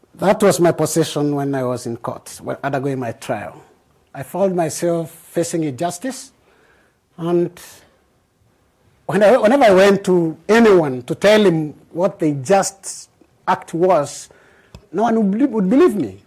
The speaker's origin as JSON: {"language": "English", "country": "Bahamas", "said": "I'm from the Bahamas"}